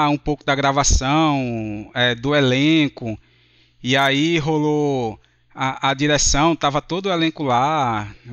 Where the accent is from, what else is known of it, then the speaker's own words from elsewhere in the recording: Recife, Pernambuco, Brazil; Sou aqui de Recife, Pernambuco.